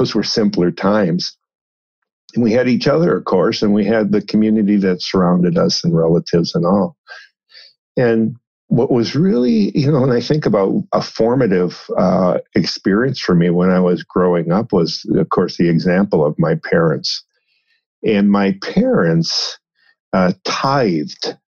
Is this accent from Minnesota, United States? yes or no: yes; Minnesota, United States; moved away; also born or lived in St. Louis, Missouri; I grew up in Minnesota, a small town on the Mississippi River, not far from St. Paul, Minneapolis area